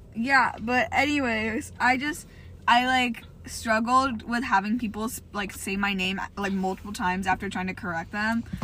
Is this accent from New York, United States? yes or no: no; California, United States; I'm Californian